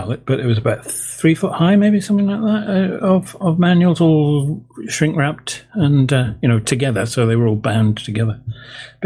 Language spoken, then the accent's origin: English; England, United Kingdom; being an Englishman